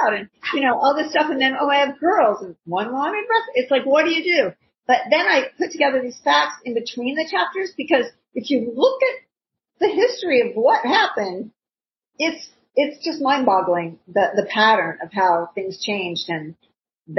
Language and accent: English; Ohio, United States; I grew up in Ohio